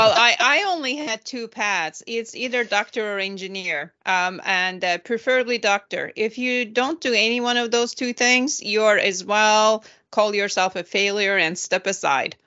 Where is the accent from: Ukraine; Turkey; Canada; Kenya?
Turkey; moved away; I'm from Turkey